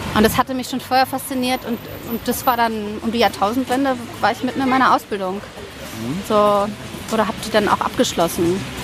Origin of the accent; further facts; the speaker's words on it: Berlin, Germany; also born or lived in Donaueschingen / Sandhausen / Taunus / Oldenburg; ich bin hauptsächlich in Westberlin groß geworden